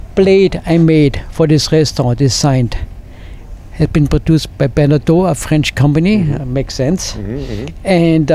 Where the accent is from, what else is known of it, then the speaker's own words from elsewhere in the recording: Austria; moved away as an adult; I grew up in Austria